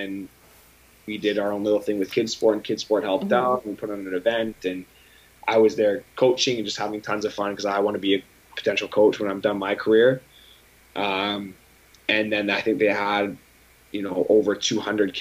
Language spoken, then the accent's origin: English; Aldergrove, British Columbia, Canada; moved away; my hometown of Aldergrove, but also in BC in general